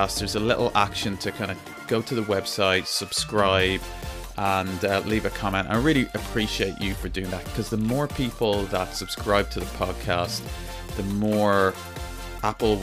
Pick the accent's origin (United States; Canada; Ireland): Ireland; I'm from Ireland.